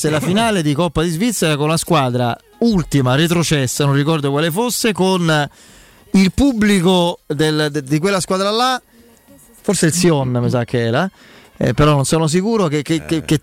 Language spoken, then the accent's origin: Italian; Rome, Lazio, Italy; accent: Roman cadence; ho la cadenza romana pure io?